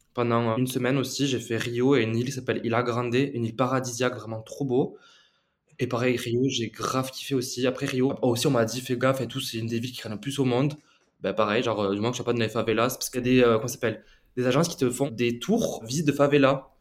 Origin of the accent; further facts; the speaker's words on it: Tarn, Occitania, France; moved away as an adult; now in Uruguay; je n'allais pas rester chez moi euh, dans le Tarn